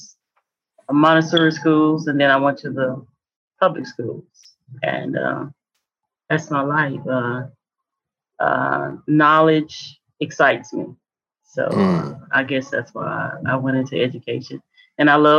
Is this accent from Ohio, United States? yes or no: no; Houston, Texas, United States; born or raised there; also born or lived in Galveston, Texas